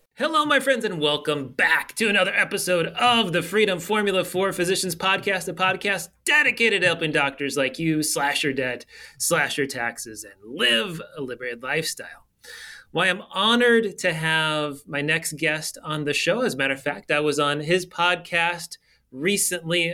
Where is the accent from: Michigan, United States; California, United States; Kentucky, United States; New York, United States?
California, United States; I grew up in Cali.